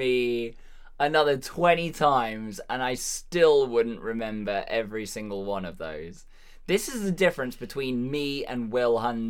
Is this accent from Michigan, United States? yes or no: no; Massachusetts, United States; accent: Boston; I am very entertained by my Boston accent.